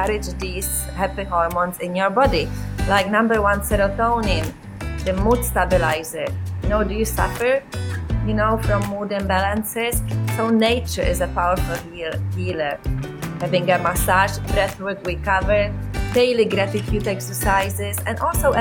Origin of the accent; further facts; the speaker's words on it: South Bohemian Region, Czechia; moved away; I grew up in South Bohemia